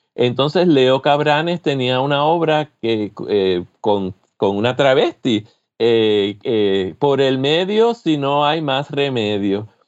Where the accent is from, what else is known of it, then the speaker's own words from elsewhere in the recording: San Juan, Puerto Rico; moved away as an adult; also born or lived in São Paulo, Brazil; now in Michigan, United States; de San Juan, de la zona metropolitana, que es de donde yo soy, donde yo me crié